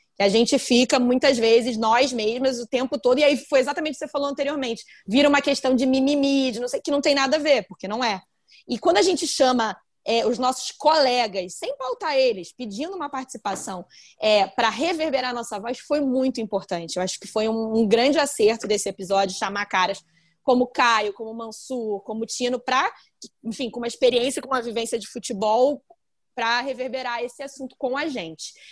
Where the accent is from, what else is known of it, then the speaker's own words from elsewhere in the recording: Brazil; eu era brasileira